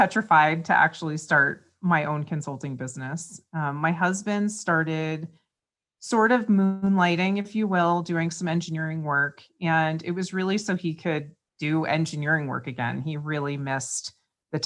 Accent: East Coast, United States; moved away as an adult; also born or lived in West Virginia / near Manhattan; now in Reno, United States; I'm from the East Coast originally. I now currently live in Reno

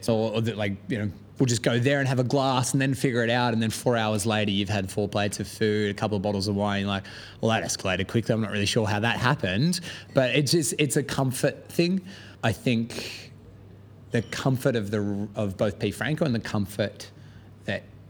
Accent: Australia; moved away as an adult; now in London, United Kingdom; where I'm from in Australia

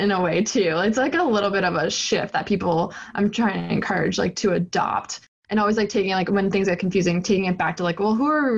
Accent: Boston, Massachusetts, United States; also born or lived in New Hampshire; I'm born and raised in Boston

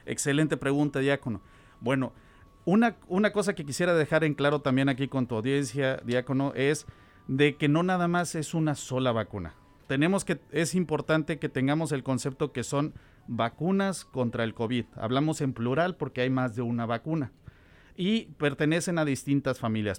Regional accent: Tuxpan, Veracruz, Mexico; moved away as an adult; also born or lived in Nebraska, United States; now in Omaha, United States; Soy mexicano, originario de Veracruz.

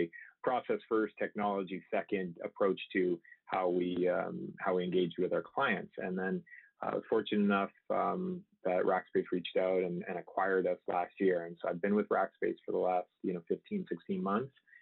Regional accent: Canada; moved away as an adult; also born or lived in Michigan, United States; now in San Diego, United States; I grew up in Canada, actually, and then I went to engineering in the U.S. in Michigan

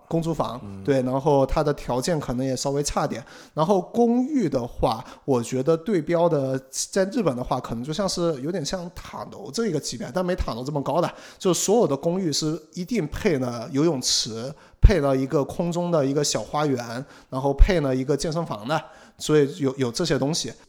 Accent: China; also born or lived in Singapore; now in Tokyo, Japan; 这个其实在国内，像，像我老家我爸他们，实际上就是在自己的浴室里面买了一个哦，那种烘，烘干对，机类似的烘干机

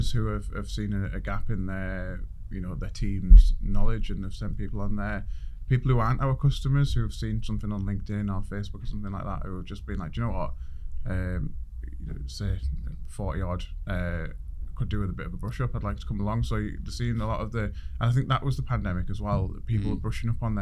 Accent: Middlesbrough, North East England, United Kingdom; moved away as an adult; now in Rotherham, United Kingdom; Middlesbrough is my hometown

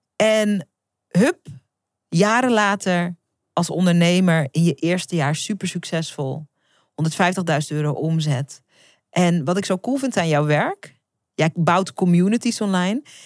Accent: Netherlands; ik ben geboren in Nederland

